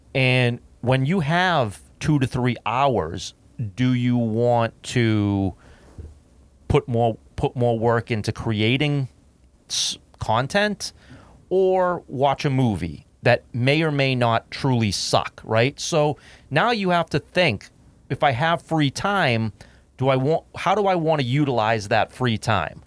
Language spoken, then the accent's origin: English; United States; as an American citizen